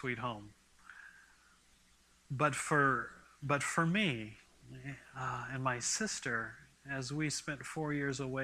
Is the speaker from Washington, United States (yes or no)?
yes; Port Orchard, Washington, United States; moved away as an adult; also born or lived in California; I grew up in Port Orchard, Manchester, Washington